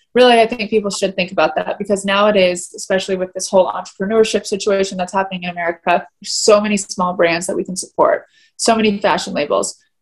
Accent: Atlanta, Georgia, United States; also born or lived in South Carolina; I grew up in Atlanta, which is more fashionable.

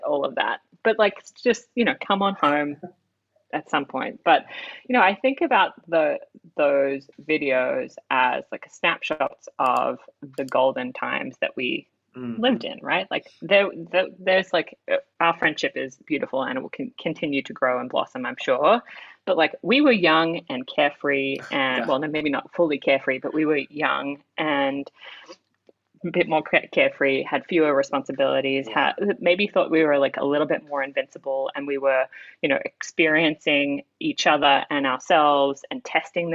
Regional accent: Australia; as an Australian

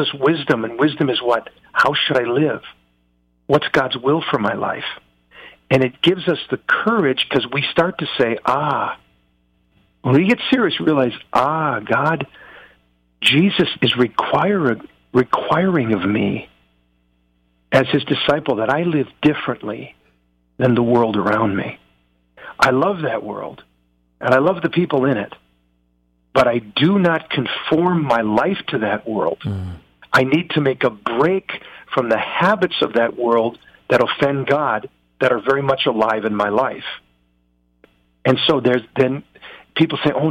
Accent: United States; I'm an American

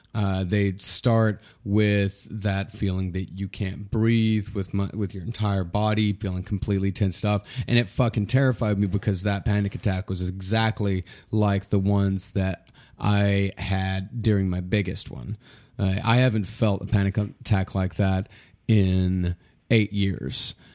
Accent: Texas, United States; now in New York City, United States; I'm from Texas

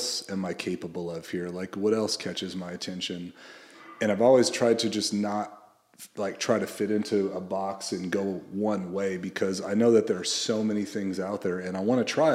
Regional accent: Central Coast of California, United States; when I was a kid, I grew up on the Central Coast of California, and I was raised primarily by my mom

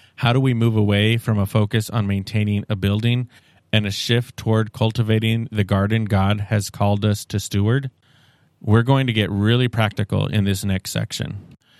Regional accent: Seattle, Washington, United States; I'm from Seattle

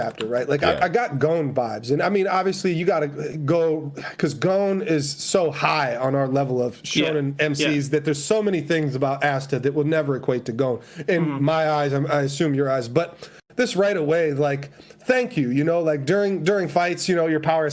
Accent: United States; I'm just an American

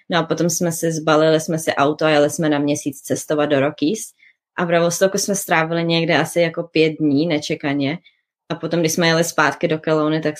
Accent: Liberec, Liberec Region, Czechia; Já jsem z Liberce.

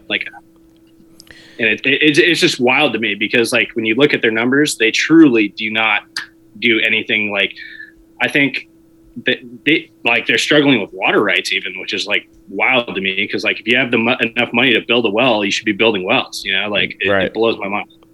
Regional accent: Southern California, United States; I'm unfortunately from Southern California. I should have never came back here

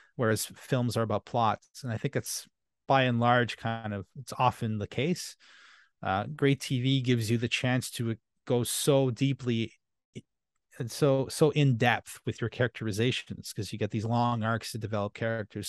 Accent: Canada; first language French; English is a second language; I'm French Canadian

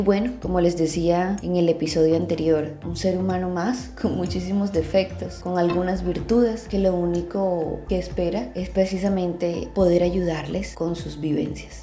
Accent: Barranquilla, Atlántico, Colombia; como dicen, decimos aquí en mi tierra, en Barranquilla, Colombia

